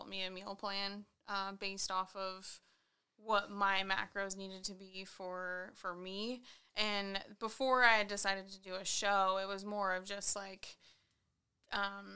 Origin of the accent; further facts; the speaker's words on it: Columbia River, near Lake Chelan, Washington, United States; now in Spokane, United States; I grew up on the Columbia River, so we had the river there. Lake Chelan was a half hour down the road